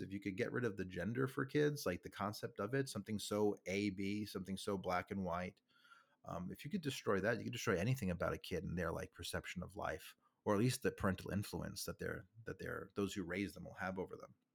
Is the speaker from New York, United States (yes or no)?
yes; New York, United States; I'm from New York. I'm a New Yorker born and raised